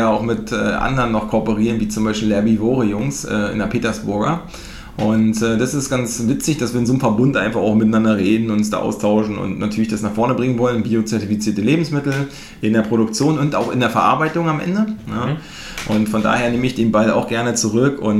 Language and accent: German; Mecklenburg-Vorpommern, Germany; also ich bin selber Ossi aus MacPom, aus der dunkelsten Ecke aus Dunkeldeutschland.